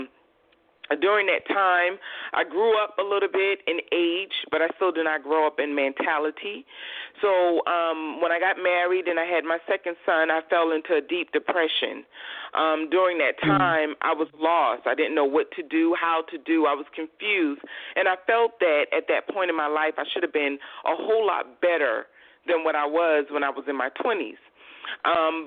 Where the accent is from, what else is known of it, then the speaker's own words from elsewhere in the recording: Georgetown, South Carolina, United States; I am originally from Georgetown, South Carolina